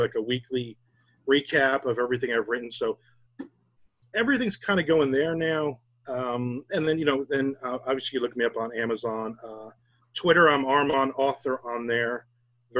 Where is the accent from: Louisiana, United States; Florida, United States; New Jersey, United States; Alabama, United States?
New Jersey, United States; Belford; now in Jacksonville, United States; I grew up in New Jersey, but I grew up in a tiny little fishing village called Belford